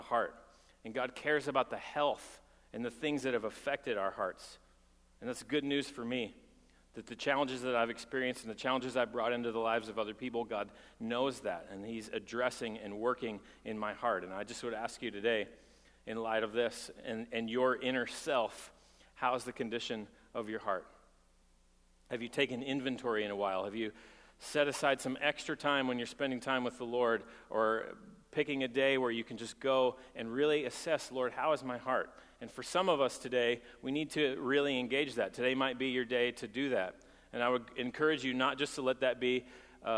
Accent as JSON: {"language": "English", "region": "Texas", "country": "United States", "said": "I'm from Texas, and people pull up their bootstraps in Texas"}